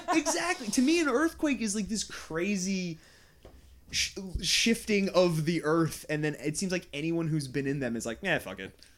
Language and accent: English; Goldens Bridge, New York, United States; I grew up in Westchester, New York, Golden's Bridge